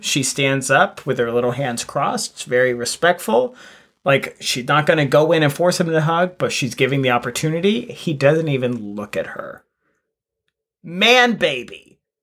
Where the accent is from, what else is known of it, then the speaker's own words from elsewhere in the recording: United States; as an American